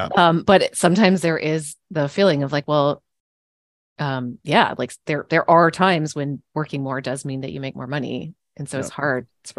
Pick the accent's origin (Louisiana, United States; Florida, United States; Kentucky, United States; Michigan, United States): Kentucky, United States; I grew up in Kentucky, and, you know, college basketball there is like, life.